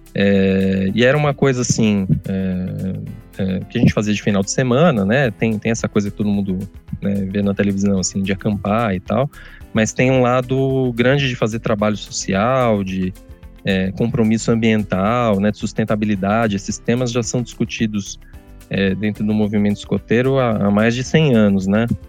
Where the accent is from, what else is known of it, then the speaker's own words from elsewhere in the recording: São Bernardo do Campo, São Paulo, Brazil; Eu nasci em São Paulo, mas sempre, sempre morei aqui em São Bernardo